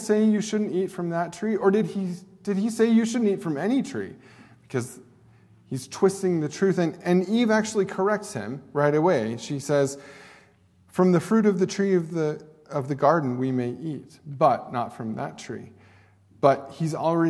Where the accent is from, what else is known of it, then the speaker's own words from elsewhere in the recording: Oregon, United States; now in Douglas, Wyoming, United States; Oregon, because that is my home state